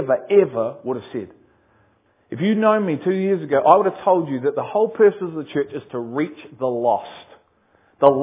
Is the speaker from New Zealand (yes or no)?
no; Liverpool, North West England, United Kingdom; I am from Liverpool.